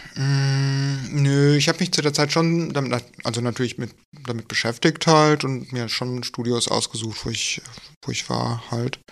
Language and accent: German; Wuppertal, North Rhine-Westphalia, Germany; also born or lived in Dortmund; Ich komme äh, eigentlich aus Wuppertal und habe aber ganz lange in Dortmund gewohnt.